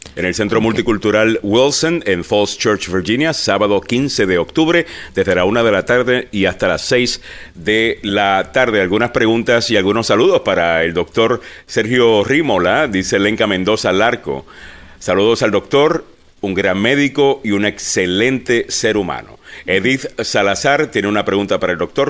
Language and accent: Spanish; Puerto Rico; yo soy puertorriqueño